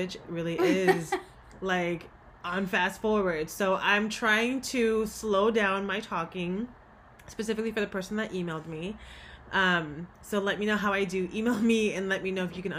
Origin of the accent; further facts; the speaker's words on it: Cali, California, United States; I'm from Cali, you know, like, I've been from Cali